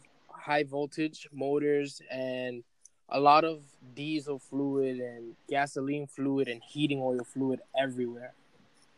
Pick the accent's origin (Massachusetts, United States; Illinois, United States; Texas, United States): Massachusetts, United States; Lawrence; I'm from Lawrence